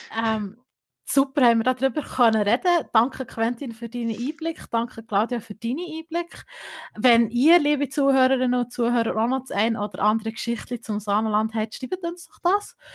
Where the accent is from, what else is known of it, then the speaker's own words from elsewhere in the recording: Gstaad, Bern, Switzerland; moved away as an adult; ich bin gebürtige Gestaderin, muss man hier kurz sagen. Ich habe 18 Jahre lang dort gelebt und bin dann für das Studium eigentlich nach Bern umgezügelt.